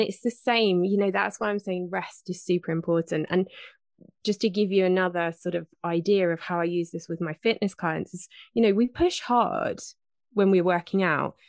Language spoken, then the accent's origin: English; United Kingdom; 'cause I am British